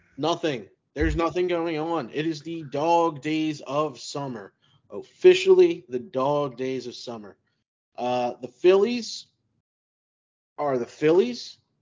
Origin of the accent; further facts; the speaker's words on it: Philadelphia, Pennsylvania, United States; I grew up in Kensington, actual Kensington